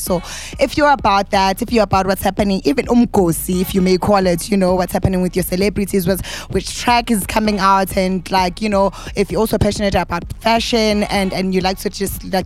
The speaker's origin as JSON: {"language": "English", "town": "Richards Bay", "region": "KwaZulu-Natal", "country": "South Africa", "said": "I am from Richards Bay"}